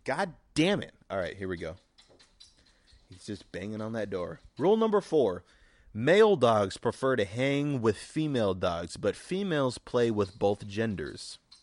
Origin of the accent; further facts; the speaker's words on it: United States; I'm an American